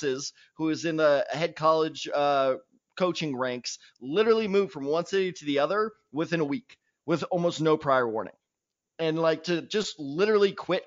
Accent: St. Louis, Missouri, United States; my hometown of St. Louis, Missouri

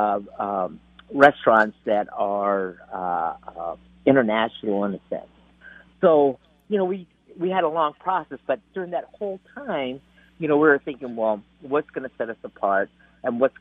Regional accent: United States; I was born in the United States, but I have Latino, you know, American Latino roots

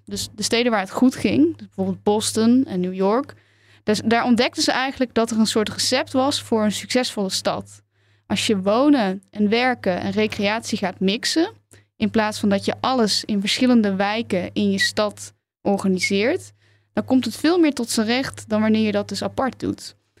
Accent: Tilburg, North Brabant, Netherlands; moved away; Ik kom er dus uit Tilburg

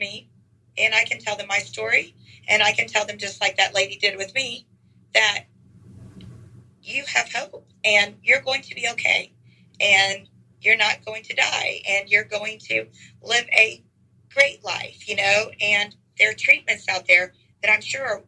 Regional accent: Houston, Texas, United States; also born or lived in College Station, Texas; now in Dallas area, United States; I am the most proud native Texan. I was born in Houston, went to College Station for a few years, back to Houston to teach, and now I've been in this Dallas area for 31 years

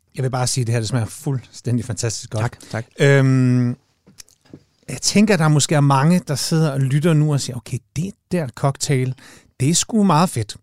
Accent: Jutland, Denmark; jeg er fra Jylland

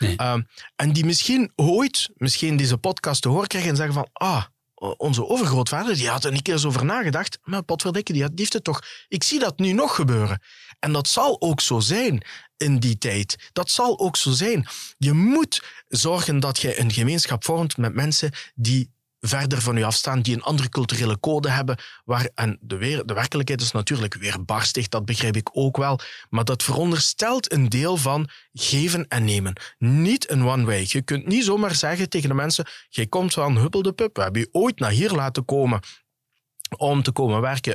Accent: Genk, Flanders, Belgium; accent: Limburg; de mensen zullen wel horen aan mijn accent dat ik van Limburg kom

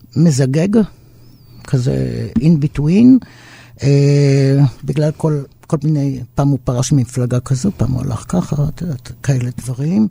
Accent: Israel; אנחנו כ-, כצברים פה

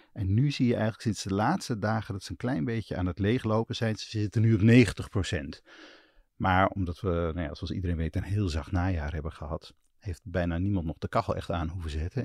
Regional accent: Twente, Overijssel, Netherlands; now in Amsterdam, Netherlands; ik kom uit Twente, daar is het altijd iets kouder in de winter

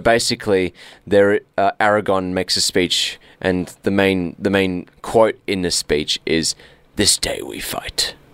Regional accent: Australia; We're Australian

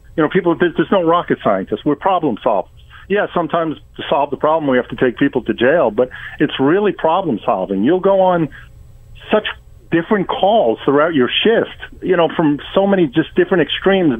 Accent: New York, United States; born or raised there; moved away as an adult; now in Florida, United States

